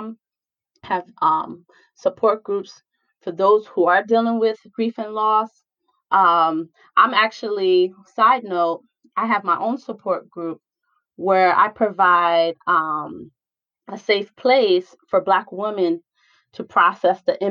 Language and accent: English; New York, United States; moved away; I'm originally from New York